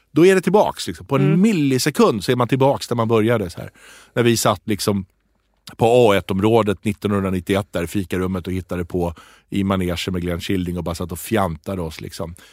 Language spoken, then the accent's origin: Swedish; Tripoli, North Governorate, Lebanon; born there; ja. där jag är född.